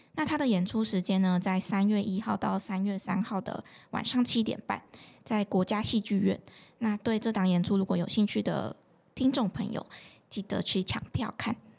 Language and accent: Chinese; Changhua County, Taiwan; 我的家乡彰化